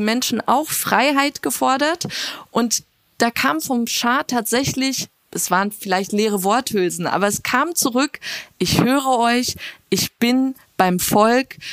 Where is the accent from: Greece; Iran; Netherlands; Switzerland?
Iran; als Iraner